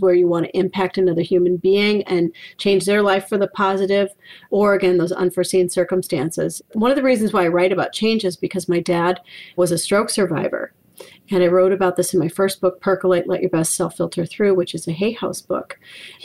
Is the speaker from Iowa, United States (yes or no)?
yes; Iowa, United States; also born or lived in Minneapolis, Minnesota; now in Maine, United States; I live in Maine. I was born in Minneapolis, raised in Iowa